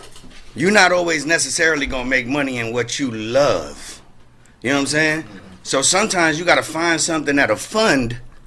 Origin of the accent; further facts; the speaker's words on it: New York, United States; moved away as an adult; now in California, United States; Well, I'm originally from New York, but I've been living in California now for about 8 years.